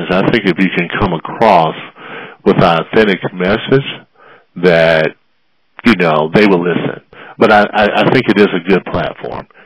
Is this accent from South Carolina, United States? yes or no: yes; South Carolina, United States; also born or lived in Florida / Arizona; I'm born and raised in South Carolina. Went to Clemson University